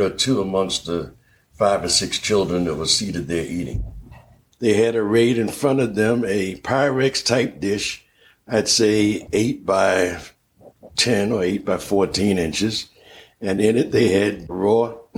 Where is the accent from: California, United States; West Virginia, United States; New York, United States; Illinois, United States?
New York, United States; New York City; moved away; also born or lived in Philadelphia; I was born and raised in Harlem